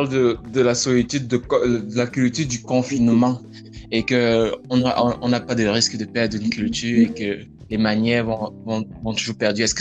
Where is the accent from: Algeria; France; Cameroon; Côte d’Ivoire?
Cameroon; now in Canada; Moi également, je suis Camerounais.